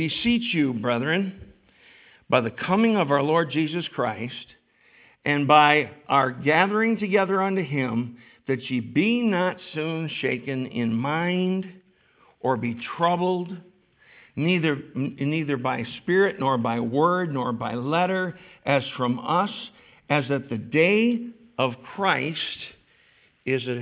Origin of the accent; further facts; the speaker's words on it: New York, United States; I was brought up here. I'm a New Yorker through and through